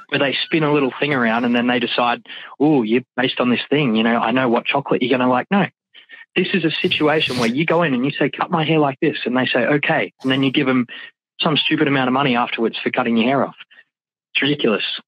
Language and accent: English; Australia; I'm Australian